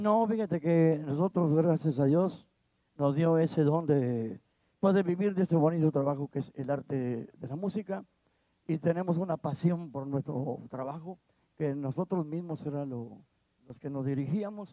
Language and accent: Spanish; Cinco Manantiales, Coahuila, Mexico; los pueblitos que pertenecemos nosotros. Está Vía Unión, Allende, Morelos, Zaragoza y, Nava